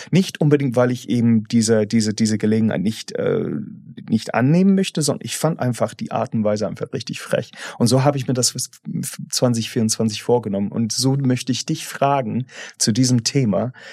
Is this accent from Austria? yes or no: no; England, United Kingdom; German is a second language; moved away as an adult; now in Germany; ich bin halt von meiner Herkunft irgendwie verfolgt, dass als Engländer